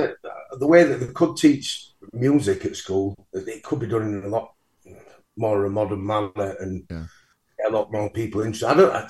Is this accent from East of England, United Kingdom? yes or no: no; Mexborough, Yorkshire and the Humber, United Kingdom; I just had a relatively normal childhood and then went to comprehensive school in Mexborough.